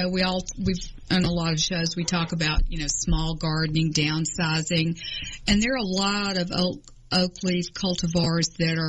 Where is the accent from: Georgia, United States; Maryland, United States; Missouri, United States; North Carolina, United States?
Georgia, United States; Atlanta; I grew up in Atlanta, and my family, my father was from Thompson, Georgia. My mother was from Carrollton, Georgia.